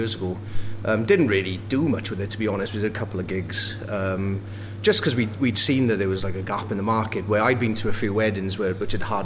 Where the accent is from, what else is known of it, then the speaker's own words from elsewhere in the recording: Wales, United Kingdom; now in Sheffield, United Kingdom; I can't be that Welsh, and I'm like, yeah, I am